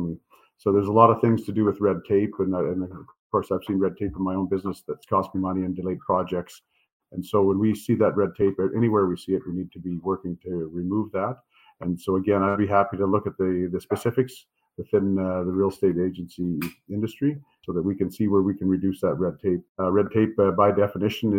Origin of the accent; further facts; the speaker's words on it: Valleyview, Alberta, Canada; born and raised in Alberta, spent the last 50 years on a farm just outside of my hometown of Valleyview.